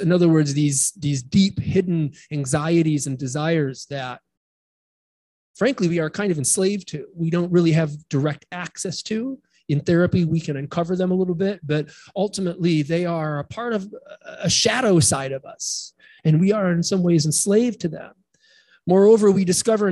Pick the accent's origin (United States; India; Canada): United States; Midwest; moved away; I grew up in the Midwest